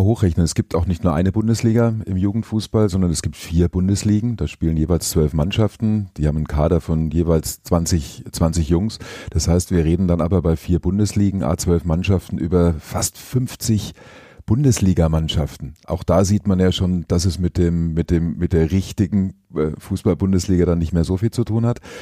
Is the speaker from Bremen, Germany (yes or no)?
no; Nuremberg, Bavaria, Germany; ich bin in Nürnberg geboren, bin äh, wirklich Klubberer von klein auf